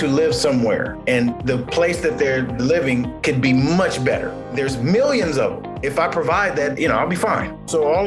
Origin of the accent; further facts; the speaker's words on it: Los Angeles, California, United States; born and raised in Los Angeles and was a childhood product of the 80s